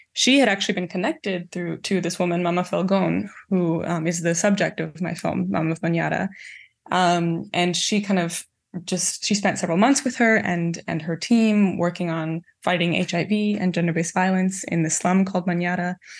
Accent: Canada; grow up in Canada versus my parents growing up in East Africa

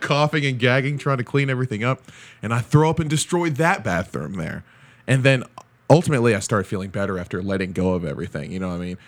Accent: Nigeria; As a Nigerian

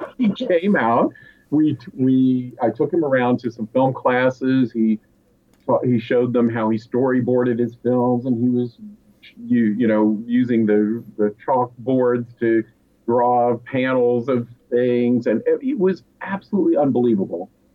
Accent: Asheville, North Carolina, United States; I grew up in Asheville, North Carolina

